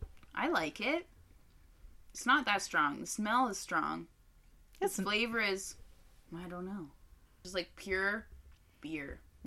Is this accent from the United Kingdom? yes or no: no; Canada; We're asshole English Canadians that cannot speak French.